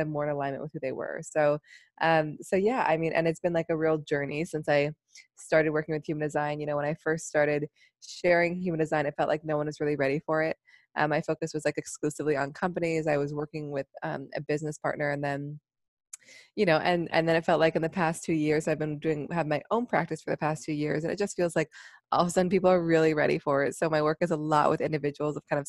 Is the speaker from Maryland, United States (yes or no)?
no; Seattle, Washington, United States; now in New York City, United States; I'm from Seattle